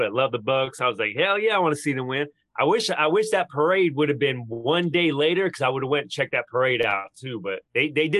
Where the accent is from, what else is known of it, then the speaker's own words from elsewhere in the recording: New York, United States; now in Florida, United States; I'm from New York